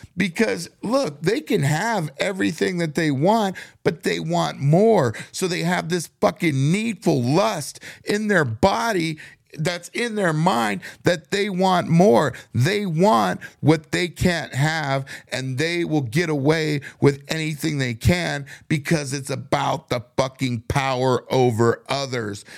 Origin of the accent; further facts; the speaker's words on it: United States; we're all Americans. We all bleed the same color. We were all born in the same country.